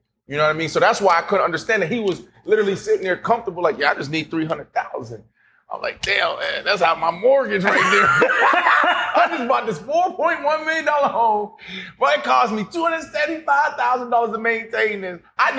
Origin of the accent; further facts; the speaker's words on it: Denver, Colorado, United States; Because I came from Denver where Drake Bly, who was signing those big deals